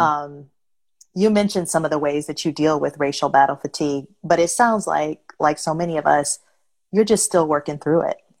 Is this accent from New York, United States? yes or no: no; Detroit, Michigan, United States; now in Los Angeles, United States; my hometown, Detroit